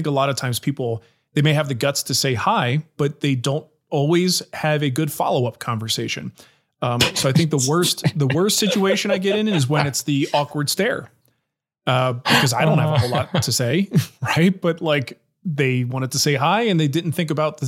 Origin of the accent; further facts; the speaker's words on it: New Jersey, United States; I'm from New Jersey